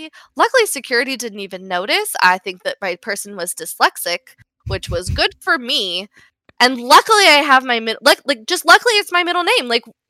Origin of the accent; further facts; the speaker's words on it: the South, United States; I should know. I'm from the South.